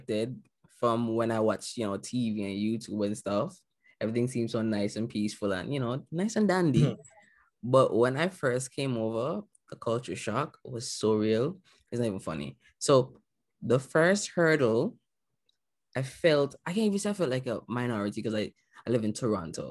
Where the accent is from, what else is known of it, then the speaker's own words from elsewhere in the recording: Antigua & Barbuda; moved away as an adult; now in Canada; I came from Antigua. I traveled the seas to get to Canada